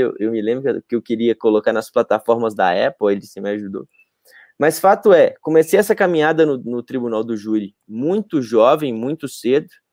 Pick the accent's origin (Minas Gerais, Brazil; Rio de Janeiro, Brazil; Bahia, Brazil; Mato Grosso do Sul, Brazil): Minas Gerais, Brazil; Montes Claros; moved away; quando eu morava em Montes Claros, que é a minha cidade natal.